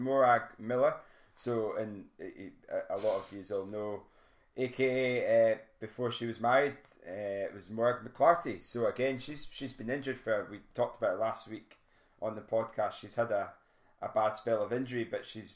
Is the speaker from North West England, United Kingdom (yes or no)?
no; Alford, Scotland, United Kingdom; My hometown Afford